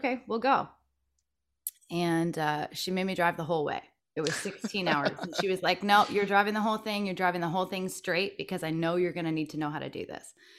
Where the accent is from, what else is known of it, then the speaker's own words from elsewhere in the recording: Stratford, Ontario, Canada; moved away as an adult; now in Nashville, United States; I'm born and raised in Ontario, Canada.